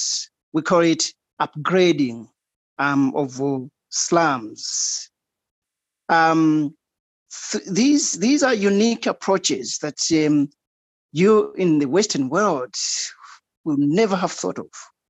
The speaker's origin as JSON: {"language": "English", "country": "Malawi", "also_born_or_lived": "Australia", "moved": "as an adult"}